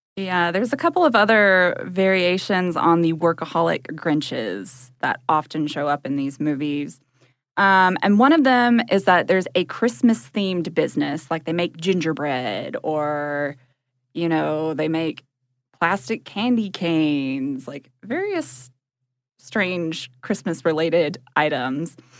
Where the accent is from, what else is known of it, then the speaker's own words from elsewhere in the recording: Georgia, United States; also born or lived in Chicago; we're both from, like, small towns in Georgia